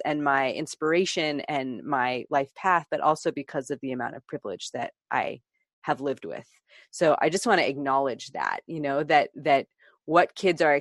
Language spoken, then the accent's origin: English; Bay Area, Northern California, United States; I grew up in the Bay Area of Northern California